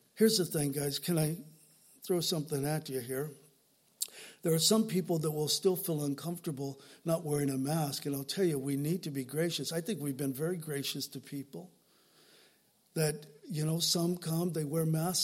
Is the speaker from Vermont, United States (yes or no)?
no; Southern California, United States; I didn't grow up in the South, I grew up in Southern California